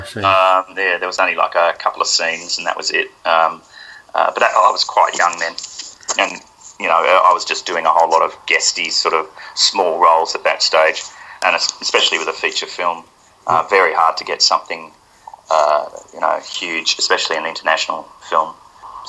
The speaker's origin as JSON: {"language": "English", "country": "Australia"}